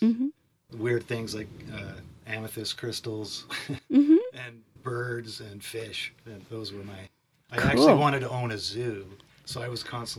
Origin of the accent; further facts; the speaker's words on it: Kingston, Ontario, Canada; moved away as an adult; also born or lived in Victoria; now in Peterborough, Canada; We were from Kingston.